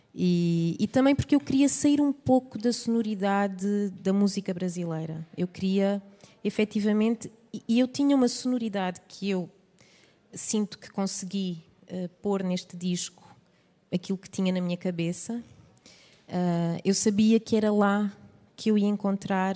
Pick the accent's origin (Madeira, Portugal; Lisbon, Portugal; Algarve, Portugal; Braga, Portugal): Algarve, Portugal; Vila Real de Santo António; Sou Algarvia, sim, de Vila Real Santo António